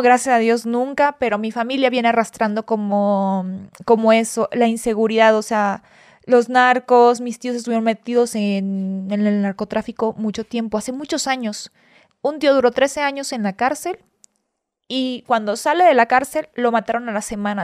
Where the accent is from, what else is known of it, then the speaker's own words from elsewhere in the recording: Hidalgo, Tamaulipas, Mexico; moved away as an adult; also born or lived in Ciudad Victoria, Tamaulipas / Xalapa, Veracruz; now in Mexico City, Mexico; Ahí crecí, ahí nací. Nací en Ciudad Victoria, en la capital, pero crecí en Hidalgo, Tamaulipas. Me crié en un ranchito.